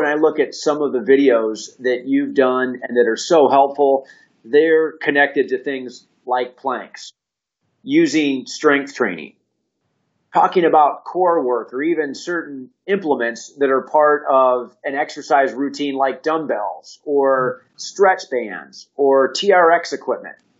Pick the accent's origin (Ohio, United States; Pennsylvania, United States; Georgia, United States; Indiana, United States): Indiana, United States; born or raised there; now in Atlanta, United States